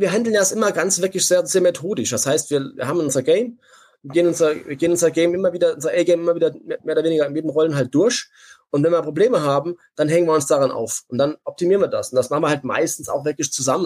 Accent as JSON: {"language": "German", "region": "Saarland", "country": "Germany", "accent": "Saarländisch", "said": "ich bin Saarländer"}